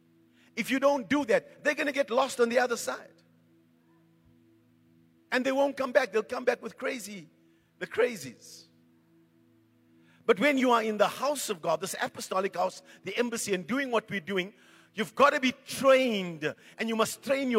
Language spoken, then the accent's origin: English; Johannesburg, Gauteng, South Africa; when I grew up in Coronationville